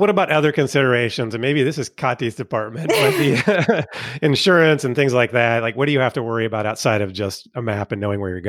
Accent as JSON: {"language": "English", "country": "United States", "said": "We'll call it Cicerone because we're American."}